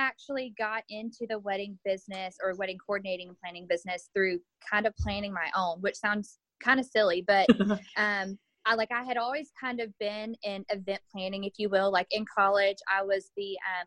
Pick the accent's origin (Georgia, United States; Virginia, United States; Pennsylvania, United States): Georgia, United States; Douglasville; I'm from Douglasville, but I actually got married in Noonan.